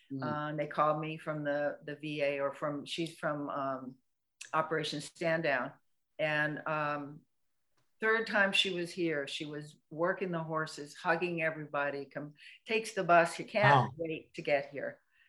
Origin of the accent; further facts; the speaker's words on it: England, United Kingdom; because I'm English, so I didn't have a round pen